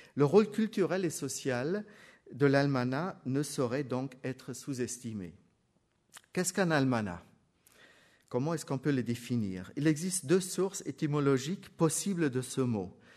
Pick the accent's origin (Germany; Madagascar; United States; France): Germany; je suis allemand